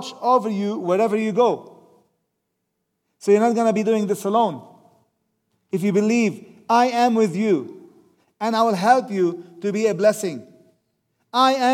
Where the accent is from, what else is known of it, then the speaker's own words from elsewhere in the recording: Lebanon; moved away; I say, from Lebanon